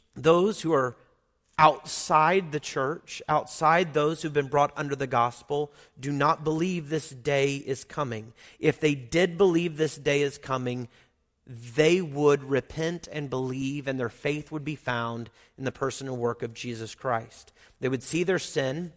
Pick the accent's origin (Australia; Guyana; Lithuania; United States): United States; Oklahoma; moved away; I grew up in Oklahoma